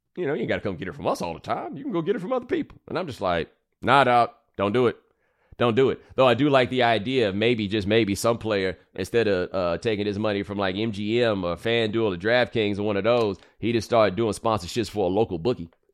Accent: Texas, United States; I'm from Texas

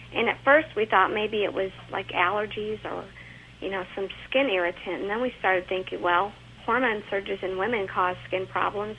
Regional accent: Georgia, United States; also born or lived in Louisville, Kentucky; now in Kentucky, United States; I'm from Georgia.

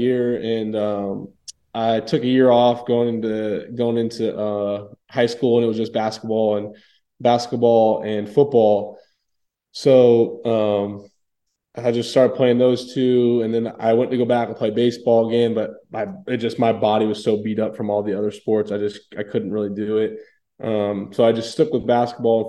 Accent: Tampa, Florida, United States; born and raised in Tampa

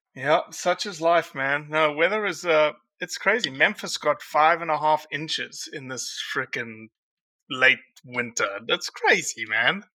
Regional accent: South Africa; now in Mississippi, United States; I'm a South African. I'm not born for the cold.

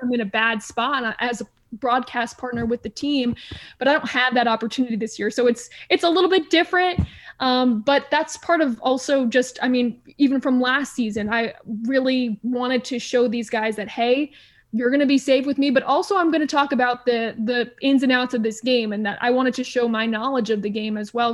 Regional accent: Stamford, Connecticut, United States; moved away as an adult; also born or lived in Providence; now in Houston, United States; I grew up in Stamford, Connecticut, so I was about forty-five minutes from New York City

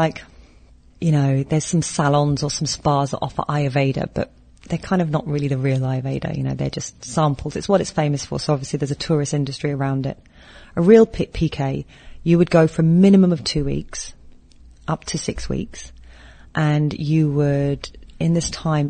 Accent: Philippines; as a Filipino

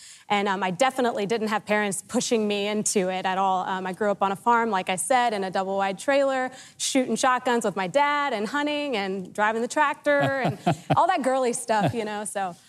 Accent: Georgia, United States

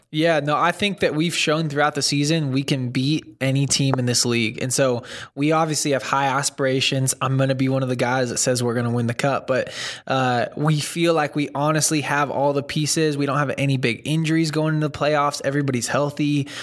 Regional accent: Northern California, United States; moved away as an adult; also born or lived in Santa Monica, California; now in Dallas, United States; so I grew up in Northern California and then lived in Southern California, like Santa Monica, for a while

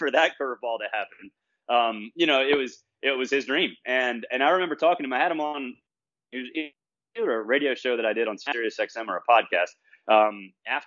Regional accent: Auburn, Alabama, United States; being an Auburn guy and growing up around Auburn

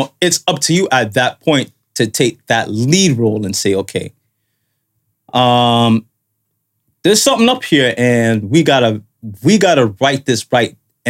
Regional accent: Canada; from just being in Canada as a Canadian.

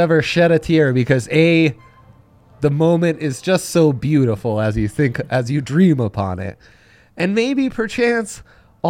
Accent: Milan, Lombardy, Italy; when I was a youngster growing up in Milan

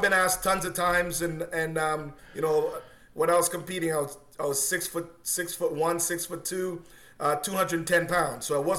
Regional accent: Oakville, Ontario, Canada; also born or lived in Jamaica; suburb of Oakville. That's hometown. That's where I've been. My parents moved here many years ago. So I came from Jamaica to here, and I still got a house here.

